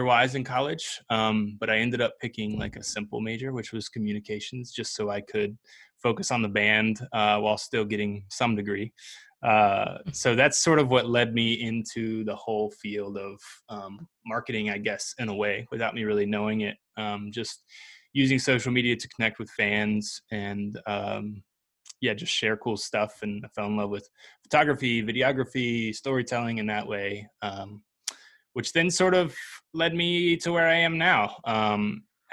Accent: Salem, Virginia, United States; I grew up in Salem, Virginia, so Southwest Virginia.

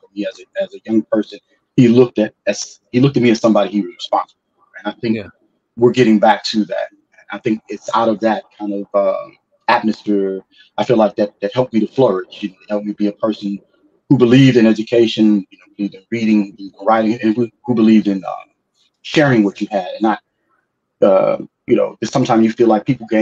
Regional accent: St. Louis, Missouri, United States; I was originally born and raised in St. Louis, Missouri

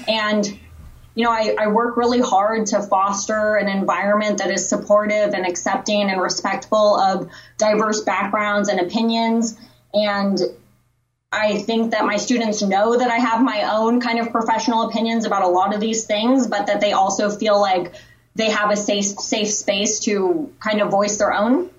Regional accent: Los Angeles, California, United States; moved away as an adult; now in Houston, United States; I'm born and raised in Los Angeles and, you know, now currently living in Houston, Texas

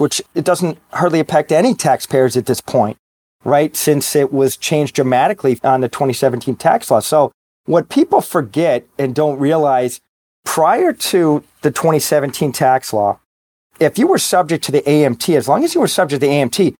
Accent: Boston, Massachusetts, United States; I'm from Boston. I'm a Red Sox fan

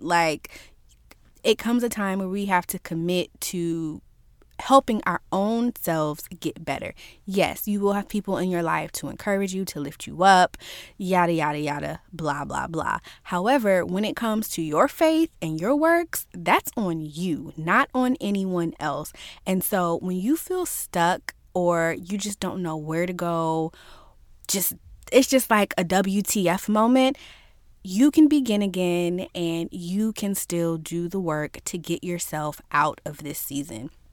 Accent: Virginia, United States; I'm from Virginia, and manners are kind of a thing here

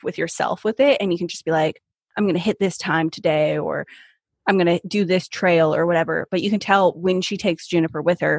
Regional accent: Northern California, United States; moved away as an adult; now in Seattle, United States; I'm from Northern California

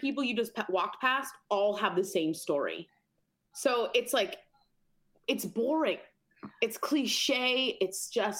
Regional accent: Los Angeles, California, United States; All of us are pretty much born and raised in LA.

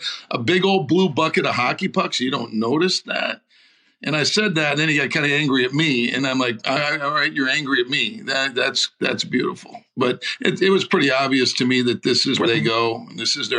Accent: St. Paul, Minnesota, United States; my hometown of St. Paul

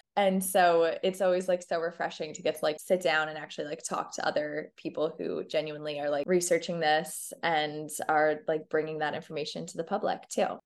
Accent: Dallas, Texas, United States; we grew up in Dallas in, like, the early two thousands

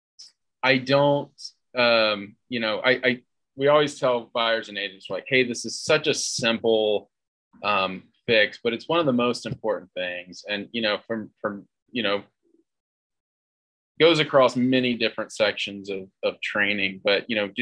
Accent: North Carolina, United States; also born or lived in Colorado; now in Denver, United States; I'm from North Carolina originally

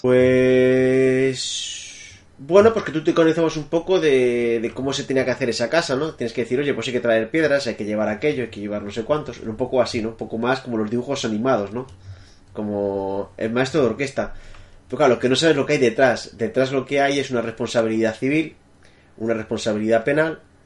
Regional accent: Madrid, Community of Madrid, Spain; moved away as an adult; now in France; soy nacido en Madrid

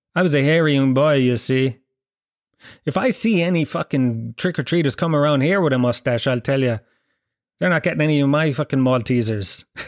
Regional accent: Ireland; we grew up in in Ireland

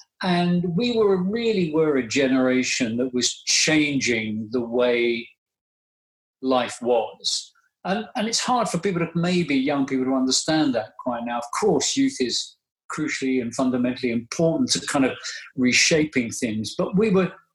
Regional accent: London, United Kingdom; a golf course very near where I grew up in North London

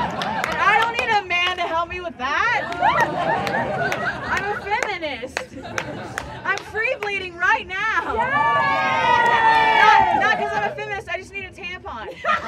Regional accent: Ohio, United States; Actually, I'm from Ohio. If you look at a map, there's nothing west about it, but nobody believes me when I tell them that I'm Middle Eastern. I grew up with lesbian parents in Ohio.

